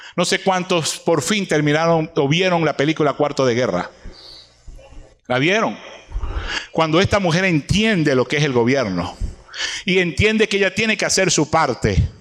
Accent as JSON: {"language": "Spanish", "country": "Venezuela", "said": "nosotros los venezolanos"}